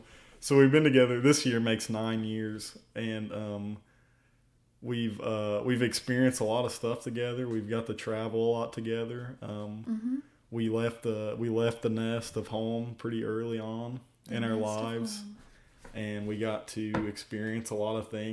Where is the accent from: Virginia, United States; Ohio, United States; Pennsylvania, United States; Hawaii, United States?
Virginia, United States; Tazewell; So we're both from Virginia, mm-hmm. Tazewell, Virginia. We both are. We grew up there our whole lives.